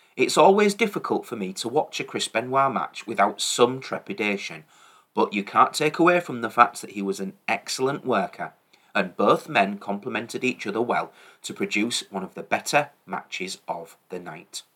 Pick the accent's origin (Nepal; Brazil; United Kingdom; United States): United Kingdom; England; as an Englishman